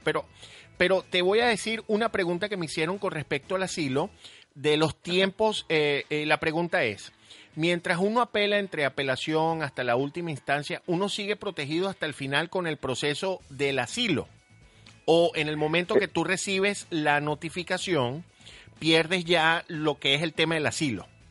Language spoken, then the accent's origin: Spanish; Venezuela; nuestro país Venezuela